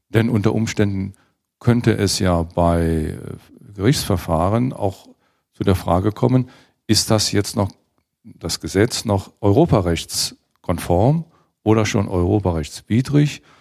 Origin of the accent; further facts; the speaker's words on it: Trier, Rhineland-Palatinate, Germany; ich komme ja aus Trier und äh, kenne daher grenzüberschreitende Sachverhalte, nicht nur steuerlicher Art.